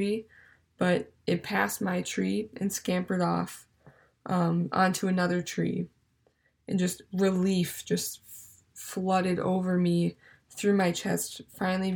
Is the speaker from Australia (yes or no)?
no; Minnesota, United States; moved away as an adult; now in Stevens Point, United States; I'm from Minnesota